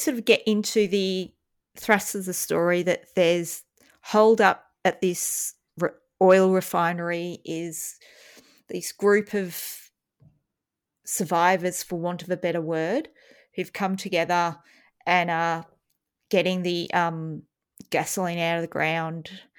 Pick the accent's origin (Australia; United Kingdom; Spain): Australia; I was brought up in Australia. I don't like snakes.